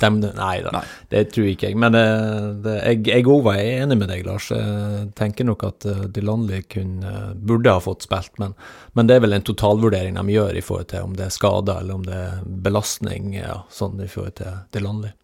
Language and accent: Norwegian; Hemnesberget, Nordland, Norway; moved away; also born or lived in Rogaland; Hemnesberget på Helgelandskysten. Så jeg er ikke født i Stavanger